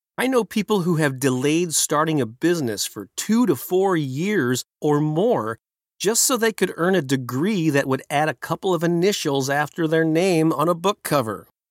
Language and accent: English; St. Louis, Missouri, United States; right here in my hometown of Saint Louis, Missouri, in the Midwest.